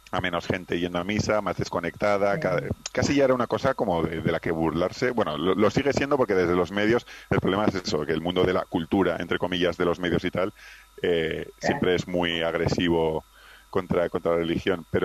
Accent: Pamplona, Navarre, Spain; now in Madrid, Spain; yo soy de Pamplona, pero vivo en Madrid desde hace años

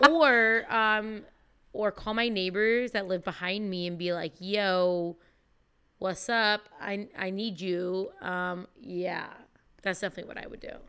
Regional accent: California, United States; I'm from California

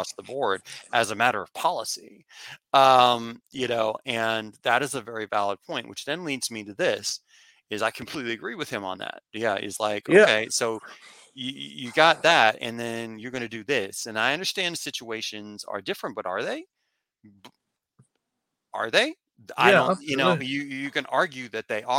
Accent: United States; I'm coming from the United States

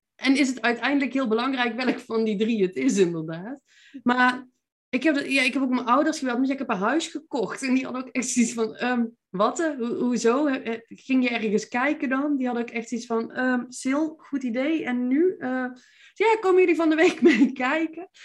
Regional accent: Veldhoven, North Brabant, Netherlands; accent: Brabantse; moved away as an adult; also born or lived in Eindhoven; now in Nijmegen, Netherlands; Ik ben eh, geboren en getogen in Veldhoven

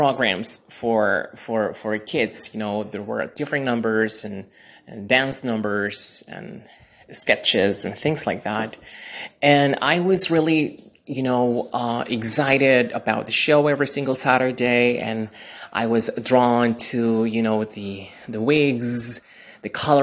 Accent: Lima, Peru; I am originally from Lima, Peru, in South America.

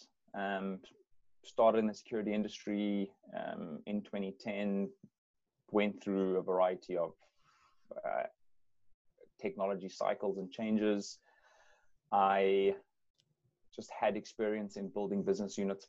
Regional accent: South Africa; moved away as an adult; now in Vancouver, Canada; I grew up in South Africa.

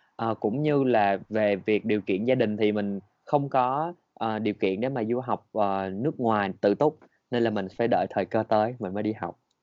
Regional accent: Vietnam; mình là người Việt Nam

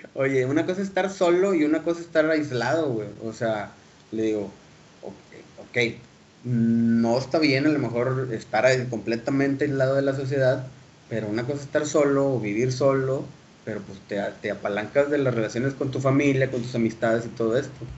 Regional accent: Mexico; como sociedad mexicana, le vivimos arropados con nuestros papás

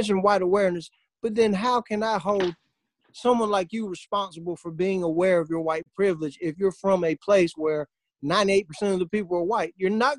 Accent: Wisconsin, United States; white privilege, I'm from Wisconsin. We're all white.

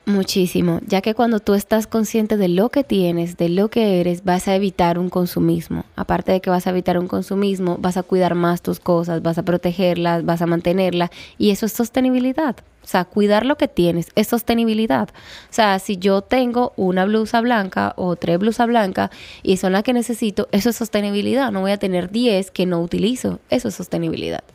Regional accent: Colombia; moved away as an adult; now in Dominican Republic; Yo soy de Colombia y llevo cinco años aquí en esta hermosa isla

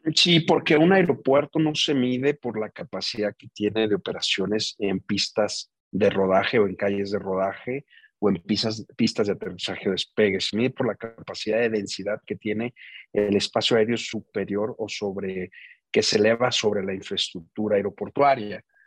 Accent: Jalisco, Mexico; now in Mexico City, Mexico; mi tierra

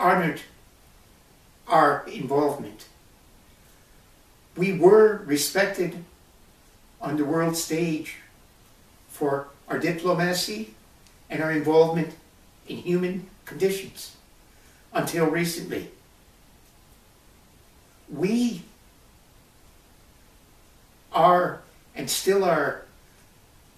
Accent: Canada; we do have a Canadian identity

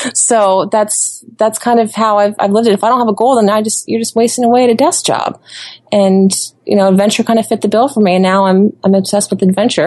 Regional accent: Ohio, United States; moved away as an adult; also born or lived in Florida; I spent my whole life growing up in Ohio

